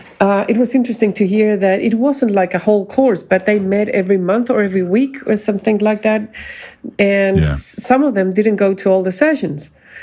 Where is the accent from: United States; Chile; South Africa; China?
Chile; Chile, my home country.